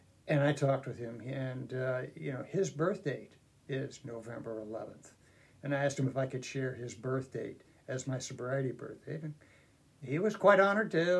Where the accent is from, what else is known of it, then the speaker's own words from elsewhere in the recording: Lincoln, Nebraska, United States; I was born and raised here in Lincoln